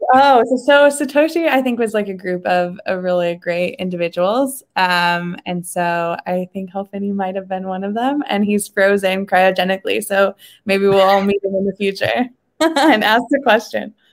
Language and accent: English; Ohio, United States; I grew up in Ohio